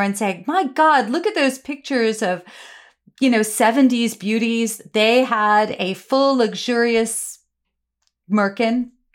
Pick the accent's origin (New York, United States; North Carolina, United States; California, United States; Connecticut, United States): New York, United States; New York City; I grew up on the Upper West Side in the seventies